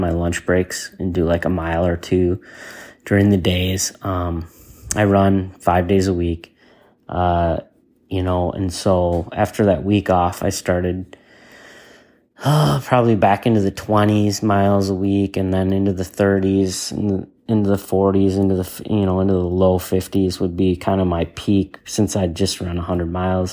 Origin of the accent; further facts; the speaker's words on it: La Crosse, Wisconsin, United States; moved away; La Crosse, Wisconsin is originally my hometown